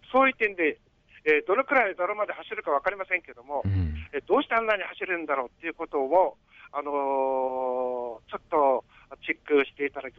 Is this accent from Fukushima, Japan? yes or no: yes; Fukushima, Japan; やっぱり福島県に生まれ育ってよかったですよね。